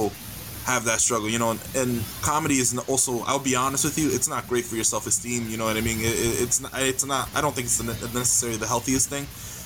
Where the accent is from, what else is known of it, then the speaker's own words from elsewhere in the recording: New York City, New York, United States; moved away; I grew up in the Bronx, New York City.